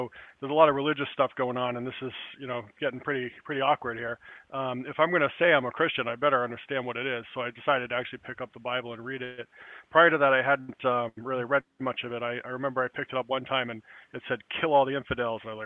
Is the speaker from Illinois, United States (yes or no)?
no; Newport, Rhode Island, United States; I grew up in Newport, Rhode Island, at a time when the city was kind of empty